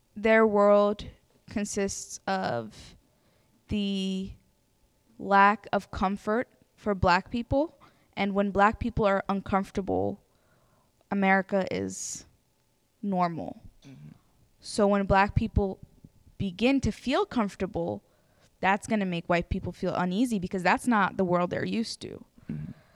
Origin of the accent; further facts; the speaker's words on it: Ethiopia; now in Harrisonburg, United States; I am not African American, I'm from Ethiopia